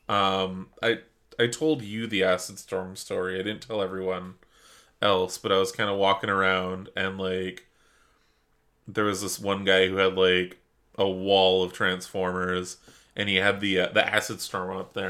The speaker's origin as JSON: {"language": "English", "country": "Canada", "said": "We're Canadian."}